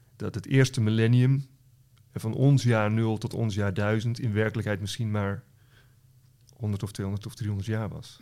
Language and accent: Dutch; West Friesland, North Holland, Netherlands; Ik kom zelf uit West-Friesland, wat in Noord-Holland is